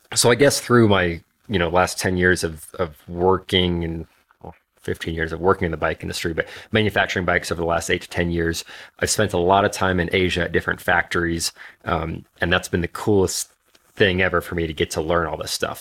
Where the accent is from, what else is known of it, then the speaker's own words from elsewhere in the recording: Alaska, United States; moved away; I grew up in Alaska